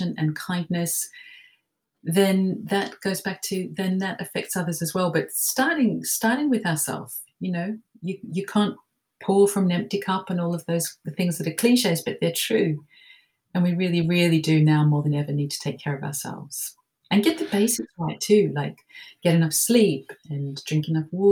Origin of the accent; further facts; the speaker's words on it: Melbourne, Victoria, Australia; I grew up in Melbourne, Australia, and went to a convent school there